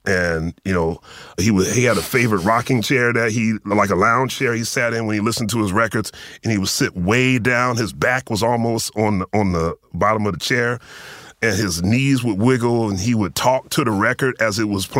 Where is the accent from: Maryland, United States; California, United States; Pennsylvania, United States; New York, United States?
Pennsylvania, United States; Philadelphia; born or raised there